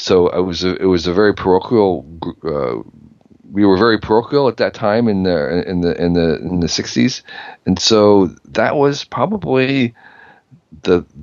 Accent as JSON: {"language": "English", "town": "Westfield", "region": "New Jersey", "country": "United States", "tie": "born or raised there", "also_born_or_lived": "Asia / Iran", "moved": "as an adult", "said": "I grew up in New Jersey, a town called Westfield, which was a bedroom suburb for New York City"}